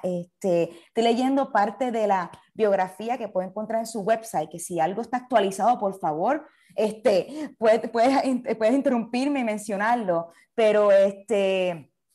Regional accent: Ponce, Puerto Rico; como ponceña

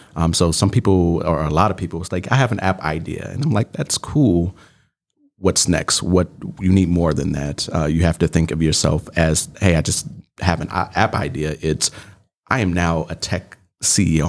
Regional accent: Chicago, Illinois, United States; moved away as an adult; now in Milwaukee, United States; I am originally from Chicago, Southside, Bronzeville, represent

